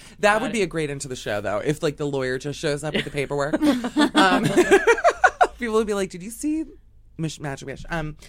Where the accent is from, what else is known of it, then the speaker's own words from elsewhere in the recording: Miami, Florida, United States; From Miami.